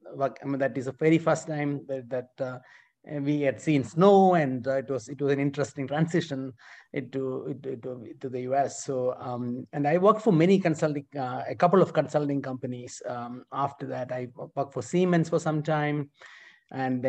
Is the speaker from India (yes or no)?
yes; India; moved away as an adult; now in United States; I was born in India and I massively benefited from public education in India and then went to a military school there for my high school